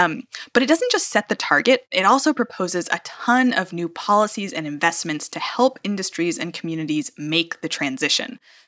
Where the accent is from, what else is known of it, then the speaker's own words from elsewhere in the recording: United States; now in Germany; as an American living in Germany